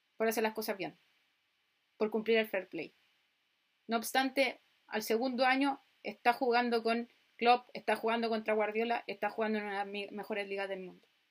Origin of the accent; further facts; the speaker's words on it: Chile; como nací en Chile, el fútbol y el tenis son los más característicos. Cuando era chica vi a Marcelo Ríos ser el número uno del mundo